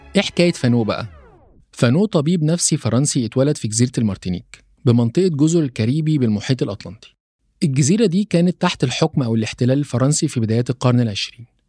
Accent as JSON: {"language": "Arabic", "country": "Egypt", "also_born_or_lived": "Poland / Uganda", "said": "كمصري بيعيش في القارة الأفريقية"}